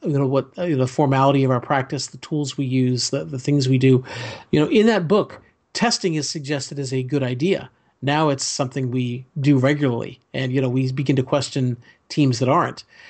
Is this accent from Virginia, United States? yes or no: yes; Fairfax County, Virginia, United States; when I grew up in Fairfax County